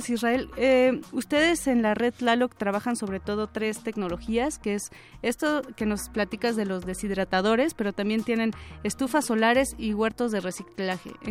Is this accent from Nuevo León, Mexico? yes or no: no; Mexico City, Mexico; Es decir, nosotros como citadinos, eh